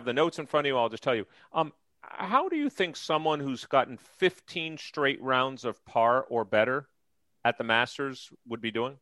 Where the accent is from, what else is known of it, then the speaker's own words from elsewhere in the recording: New York, United States; now in Philadelphia, United States; I grew up in New York